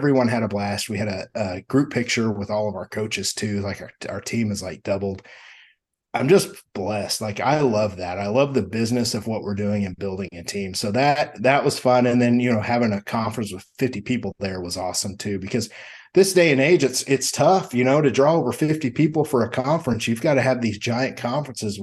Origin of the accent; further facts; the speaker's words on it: Midwest, United States; I'm from the Midwest